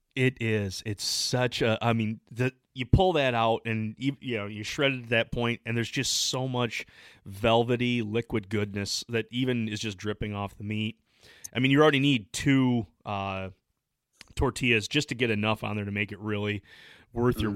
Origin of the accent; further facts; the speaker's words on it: Michigan, United States; we're from the Midwest. I'm from Michigan